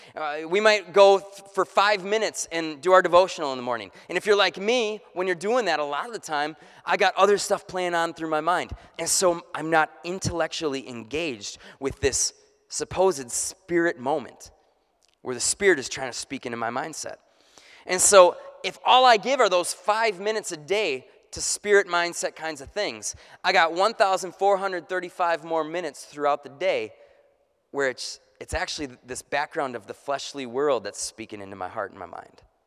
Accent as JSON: {"language": "English", "country": "United States", "said": "being an American"}